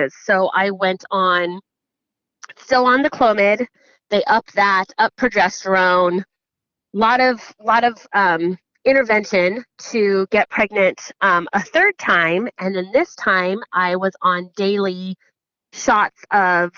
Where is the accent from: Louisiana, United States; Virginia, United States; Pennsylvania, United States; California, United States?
California, United States; San Jose; I grew up in San Jose, California